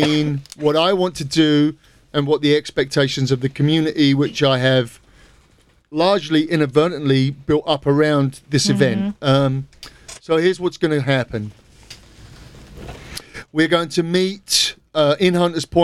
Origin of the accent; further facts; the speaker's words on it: England, United Kingdom; I am English